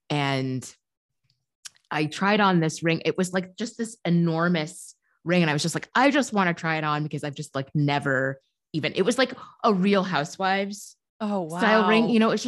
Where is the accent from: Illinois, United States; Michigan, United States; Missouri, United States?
Illinois, United States; Chicago; born there; I hate winter. I was born in Chicago. I'm tired of the cold.